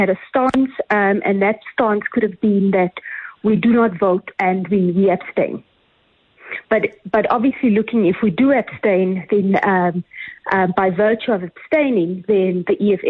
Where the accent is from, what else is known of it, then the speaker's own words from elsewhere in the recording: South Africa; We cannot regress as a South African nation.